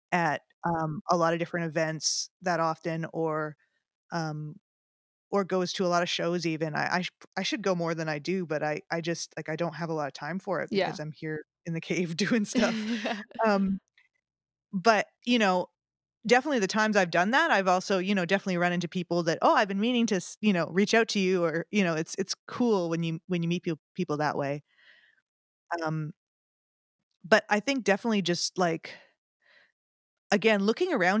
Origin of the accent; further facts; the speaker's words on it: Winnipeg, Manitoba, Canada; moved away as an adult; also born or lived in Toronto, Canada; now in Nashville, United States; I started out in music back in my hometown of Winnipeg